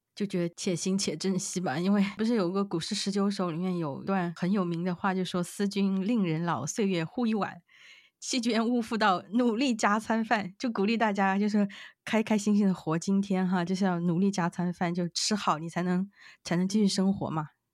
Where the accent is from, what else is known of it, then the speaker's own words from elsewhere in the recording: Yunnan, China; moved away as an adult; 我们云南那边的一个叫马老表的一个素食的那个米线